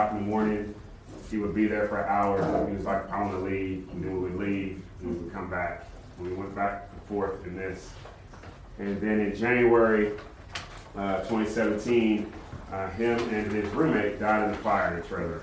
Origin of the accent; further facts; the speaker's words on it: California, United States; now in Conway, United States; I'm not from the South. Okay, I grew up in California